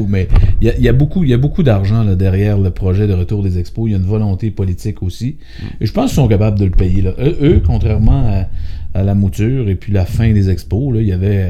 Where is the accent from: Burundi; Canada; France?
Canada; Quebec City, Quebec; Ben on a vécu les Nordiques à Québec